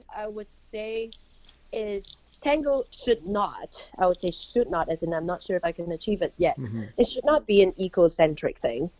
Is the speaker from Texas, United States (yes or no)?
no; Bloomington, Indiana, United States; right here in my hometown in Bloomington, Indiana.